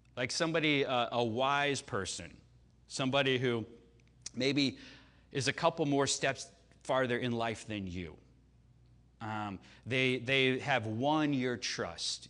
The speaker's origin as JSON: {"language": "English", "town": "Chicago", "region": "Illinois", "country": "United States", "tie": "born or raised there", "moved": "yes", "said": "I grew up in Chicago, right? So I grew up, I was there for all six of Jordan's championships"}